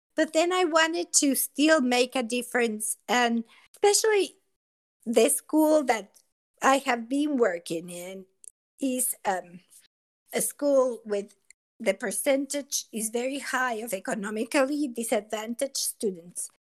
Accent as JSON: {"language": "English", "region": "Mexico City", "country": "Mexico", "tie": "born or raised there", "also_born_or_lived": "Laramie, Wyoming", "second_language": "English", "moved": "as an adult", "lives_now": "United States", "said": "grew up in Mexico City and I attended a bilingual school"}